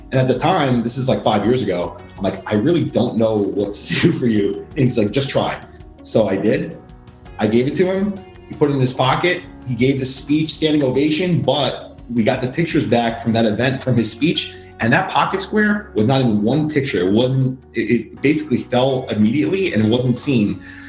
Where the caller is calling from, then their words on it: Queens, New York, United States; Coming live from Queens, New York.